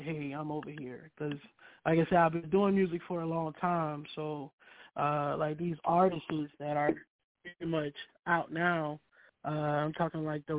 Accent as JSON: {"language": "English", "town": "Kingstree", "region": "South Carolina", "country": "United States", "tie": "born or raised there", "said": "I'm born and raised in King Street, South Carolina"}